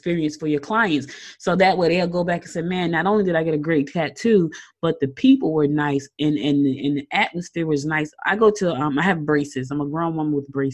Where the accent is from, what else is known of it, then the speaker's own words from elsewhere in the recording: New Jersey, United States; now in Georgia, United States; I'm from Jersey. I was born here in Georgia, but I was raised in Jersey